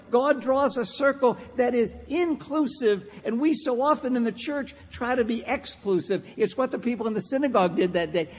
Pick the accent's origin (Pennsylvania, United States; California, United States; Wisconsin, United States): Pennsylvania, United States; Pittsburgh; growing up in Pittsburgh, Pennsylvania